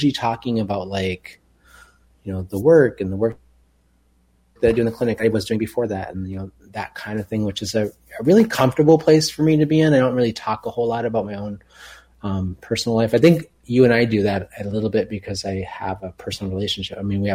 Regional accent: Minneapolis, Minnesota, United States; moved away as an adult; also born or lived in West Coast; growing up in South Minneapolis and being in boarding school

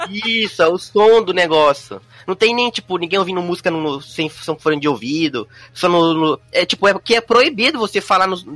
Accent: Brazil; now in Japan; sou brasileiro, que eu não sou japonês

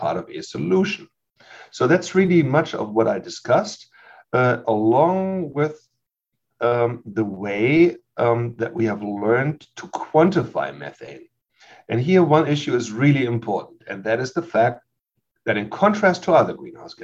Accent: Germany; moved away as an adult; also born or lived in Leipzig, Germany / Lubbock, Texas, United States; now in Davis, United States; I'm a native from Germany who grew up there. And when I was 27, I moved from Germany to Lubbock, Texas

